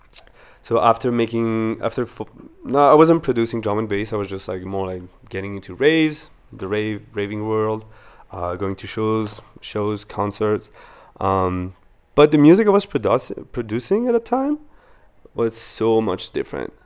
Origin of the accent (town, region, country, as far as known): Wallonia, Belgium; born or raised there; English is a second language; moved away as an adult; also born or lived in Venezuela; now in Vancouver, Canada